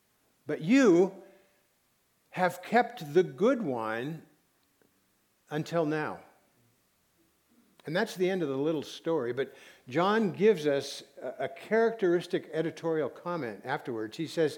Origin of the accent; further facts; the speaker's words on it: Santa Barbara, California, United States; I'm from Santa Barbara.